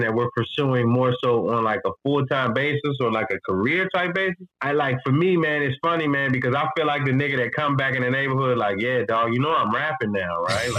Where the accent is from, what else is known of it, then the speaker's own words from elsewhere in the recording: Washington, District of Columbia, United States; also born or lived in Fredericksburg, Virginia; growing up in Washington, D.C.